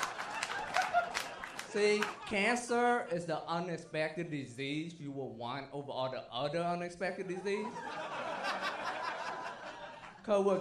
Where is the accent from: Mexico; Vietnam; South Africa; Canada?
Vietnam; English is a second language; now in Texas, United States; I'm from Vietnam